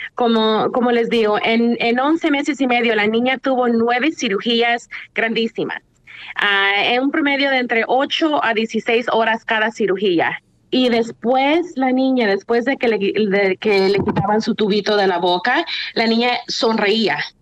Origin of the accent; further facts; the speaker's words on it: Usulután, El Salvador; now in Santa Ana, United States; Vivo en Santana, pero nací en, en, en Usulután, sí, pero vivo en Santana